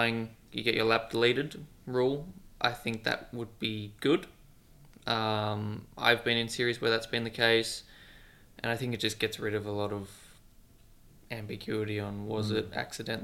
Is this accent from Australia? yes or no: yes; Australia; being Australian